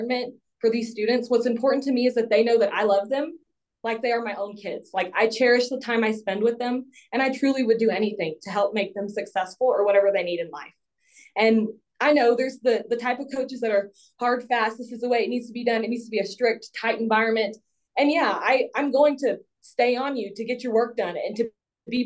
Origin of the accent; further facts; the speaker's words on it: Hill Country of Texas, United States; I'm from the Hill Country of Texas. I grew up on a farm.